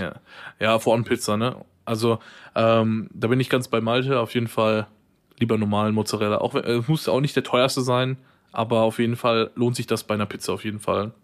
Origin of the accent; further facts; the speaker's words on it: Ruhr area, North Rhine-Westphalia, Germany; wir so als Ruhrpottler, ähm, ich ja ein bisschen mehr als du tatsächlich